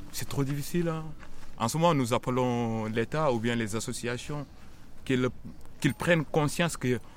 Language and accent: French; Senegal; now in Lyon, France; Eh, j'ai quitté le Sénégal. Je suis allé au Mali. De Mali, euh, Mali-Niger, Niger, Burkina Faso, Burkina Faso, Libye.